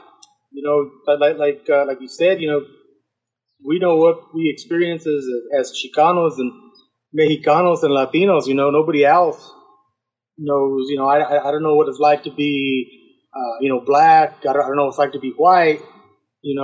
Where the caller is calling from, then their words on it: Pueblo, Colorado, United States; I live in Colorado. I live in Pueblo.